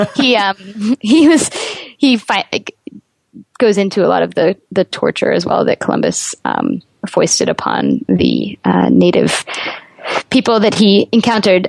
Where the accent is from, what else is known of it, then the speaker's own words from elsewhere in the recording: Canada; As a Canadian